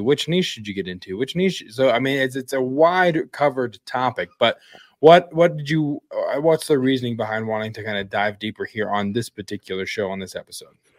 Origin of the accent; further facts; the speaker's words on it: Wyoming, United States; my hometown in Wyoming.